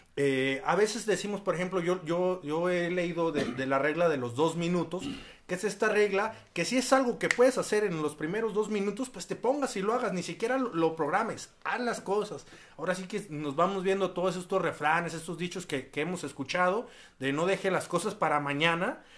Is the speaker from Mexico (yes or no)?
yes; Mexico; como buen mexicano